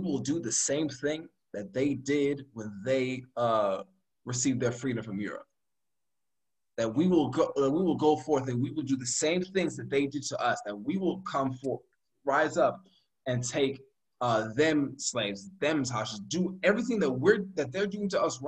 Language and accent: English; United States; we black Americans